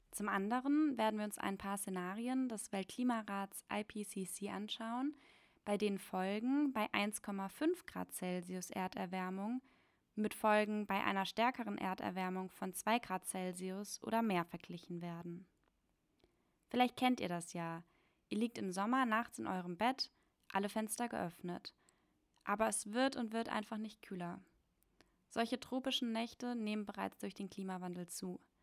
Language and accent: German; Germany; bei uns in Deutschland